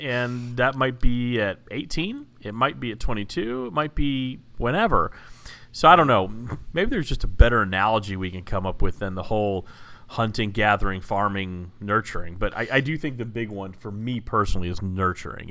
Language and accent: English; Dallas, Texas, United States; I'm from Dallas